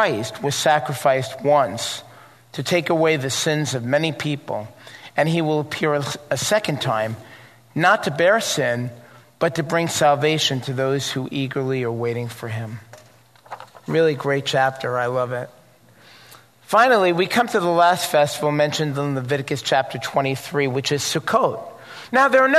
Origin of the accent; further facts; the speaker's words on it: New York, United States; I was growing up in New York and went to synagogue